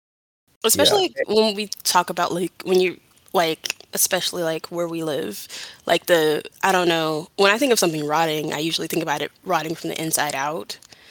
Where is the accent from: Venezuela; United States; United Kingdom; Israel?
United States; Atlanta, Georgia; I am a non-binary femme and a 26-year-old from Georgia, born and raised from Atlanta, actually.